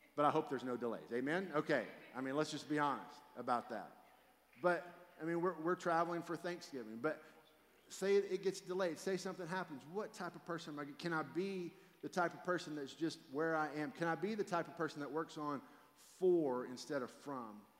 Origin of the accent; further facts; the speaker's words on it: Fort Worth, Texas, United States; also born or lived in South Louisiana; I grew up here in Fort Worth, Texas, where 15 minutes early is late.